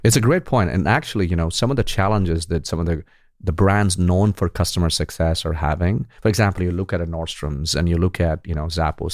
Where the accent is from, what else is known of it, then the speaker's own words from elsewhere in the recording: India; when I grew up in India